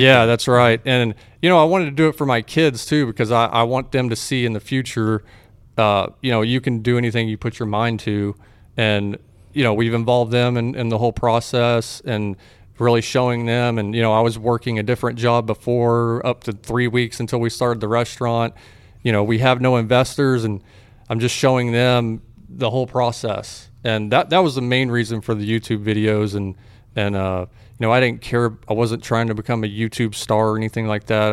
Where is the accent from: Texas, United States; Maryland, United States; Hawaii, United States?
Texas, United States; also born or lived in Fort Worth, Texas / Waco, Texas; I grew up, uh, in Fort Worth. I was born in Fort Worth. I grew up in different areas of Texas